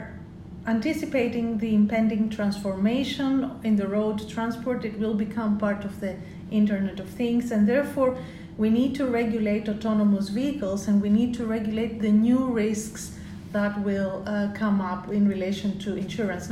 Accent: Greece; now in United Kingdom; I'm British, but I'm also originally Greek

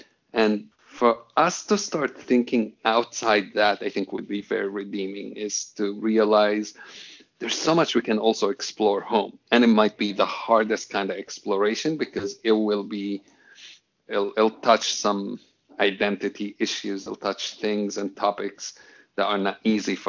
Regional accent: Jerusalem, Palestine; English is a second language; I mean, I grew up in Jerusalem, and until I was 18 years old, I don't think I've ever had a normal conversation with a Jewish person

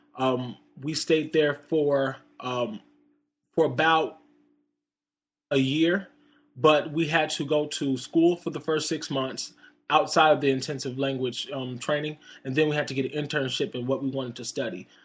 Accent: United States; just being an American

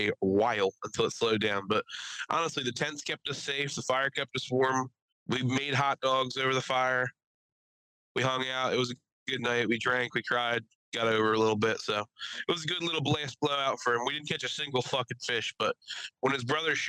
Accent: New Jersey, United States; now in Pennsylvania, United States; I'm from New Jersey. I moved over to PA

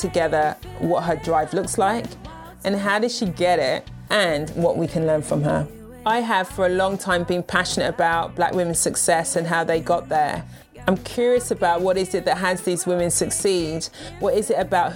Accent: United Kingdom; moved away as an adult; now in United States; I'm a Brit living in the US

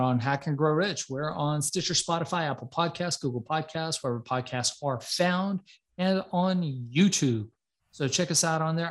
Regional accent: Iran; I'm from Iran

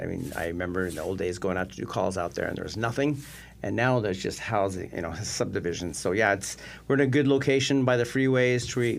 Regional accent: Alaska, United States; now in Phoenix, United States; Well, I grew up in Alaska. I think when I was 13, I realized I wanted to be a contractor

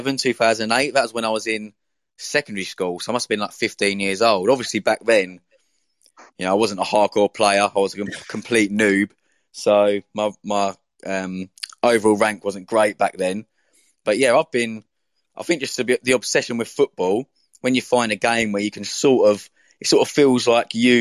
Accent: Essex, East of England, United Kingdom; moved away; I'm from Essex, which is like just to the east of London.

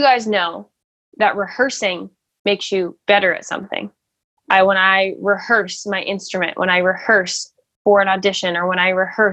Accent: Nebraska, United States; I was born in America. I was born in Nebraska

